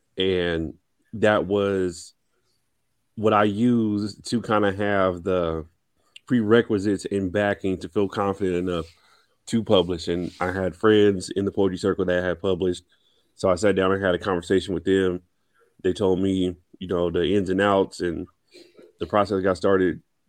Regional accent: Los Angeles, California, United States; moved away as an adult; now in Washington, D.C., United States; I am originally from Los Angeles, California, born and raised, now currently living in the DMV area by way of Washington, D.C., where I have been for the past 4 years

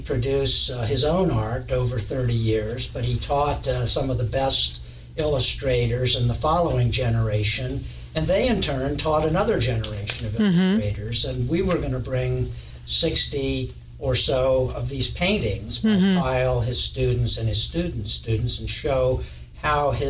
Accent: Wilmington, Delaware, United States; I'm from Wilmington originally.

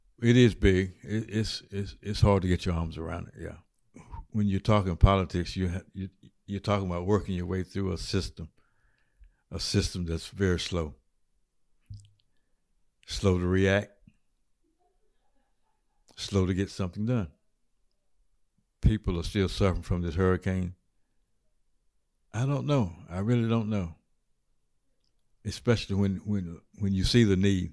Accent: Washington, North Carolina, United States; I live east of Washington, about 5 miles out. I was born and raised here

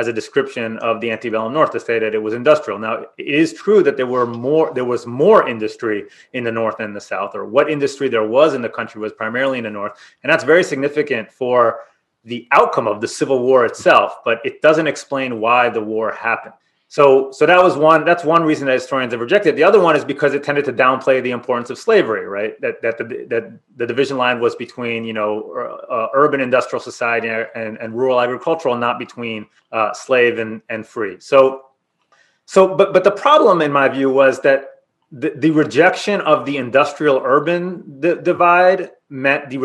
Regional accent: Israel; moved away; I'm from Israel originally

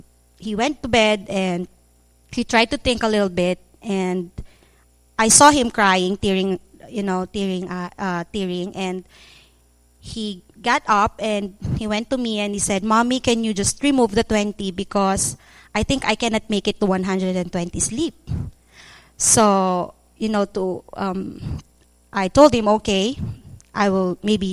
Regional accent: Philippines; moved away as an adult; now in Cambodia; we came home from Cambodia to the Philippines

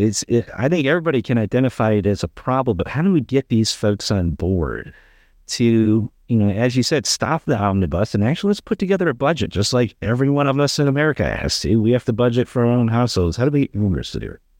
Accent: Michigan, United States; now in North Carolina, United States; back in my home state, uh, of Michigan

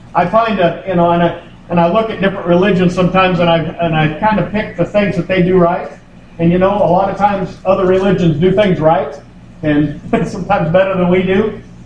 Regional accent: United States; I'm an American

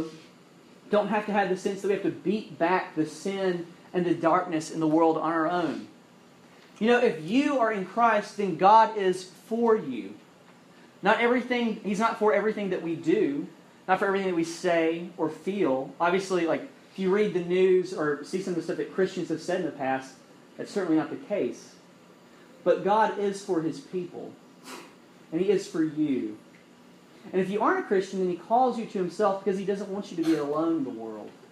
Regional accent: Alabama, United States; now in North Carolina, United States; I'm from Alabama

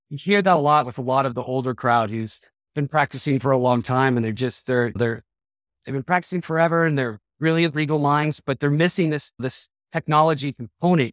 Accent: Denver, Colorado, United States; also born or lived in Charleston, South Carolina / Minnesota; I'm from Denver. I've been here since I've been four years old

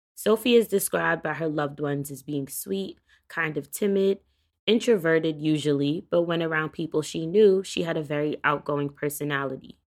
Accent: New York, United States; my hometown state of New York

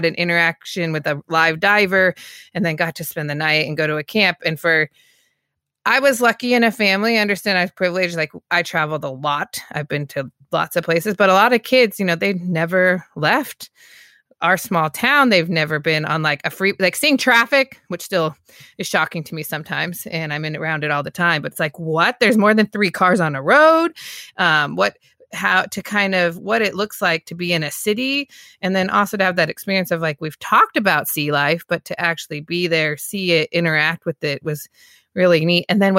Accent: Walla Walla, Washington, United States; now in Seattle, United States; I grew up in Walla Walla, Washington, so much smaller town, 5 hours to like the nearest big city, 5 hours from Seattle, which is where I am now.

